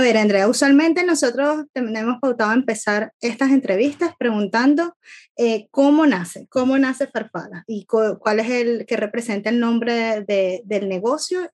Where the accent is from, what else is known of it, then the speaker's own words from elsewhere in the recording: Venezuela; moved away as an adult; now in Ireland; soy venezolana, venezolana viviendo en Irlanda